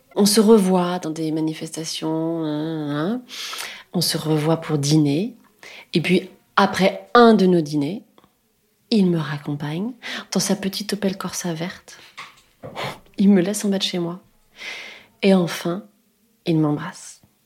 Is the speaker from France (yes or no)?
yes; France; je suis française